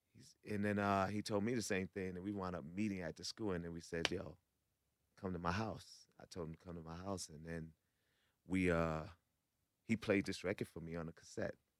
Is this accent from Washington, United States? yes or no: no; New York, United States; I'm from New York